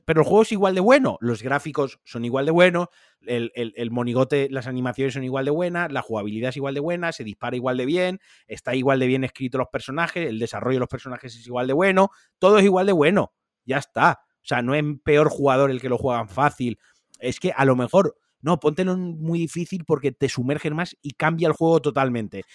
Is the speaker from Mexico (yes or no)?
no; Spain; nosotros siendo españoles